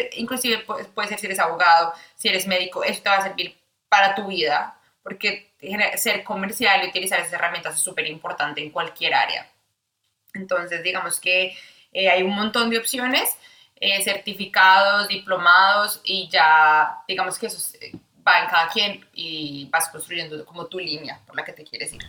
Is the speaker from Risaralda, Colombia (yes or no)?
no; Bogotá, Colombia; moved away as an adult; now in Australia; soy de Bogotá, Colombia. Me mudé a Australia hace cuatro años